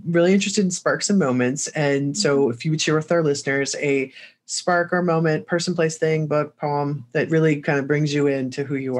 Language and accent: English; Indiana and Illinois, Midwest, United States; I grew up in Indiana and Illinois as well.